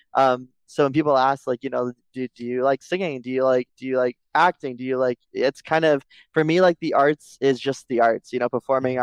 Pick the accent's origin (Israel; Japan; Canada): Canada; Mississauga, Ontario; I was born and raised in Mississauga, Ontario.